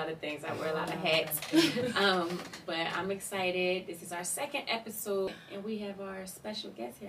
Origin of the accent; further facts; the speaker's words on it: Camden, New Jersey, United States; I'm from Camden, New Jersey.